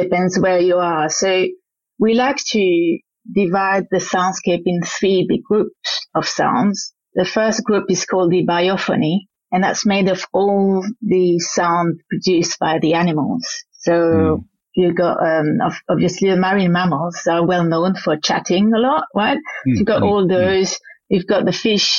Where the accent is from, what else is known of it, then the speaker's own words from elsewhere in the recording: French-speaking Switzerland, Romandy, Switzerland; accent: Frenchy; moved away; I'm from the French side of Switzerland, so it's got a Frenchy accent